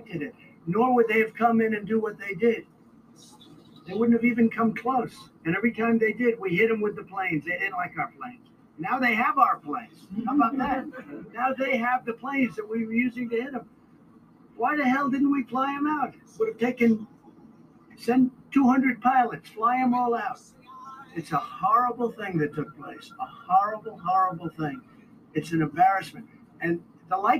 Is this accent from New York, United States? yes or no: yes; New York City, New York, United States; when I was growing up in Brooklyn and Queens